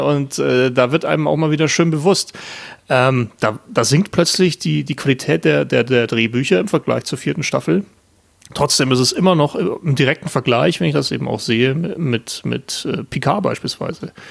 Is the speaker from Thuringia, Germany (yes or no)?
no; Landshut, Bavaria, Germany; aus dem tiefsten Niederbayern, aus Landshut oder beziehungsweise aus der Nähe von Landshut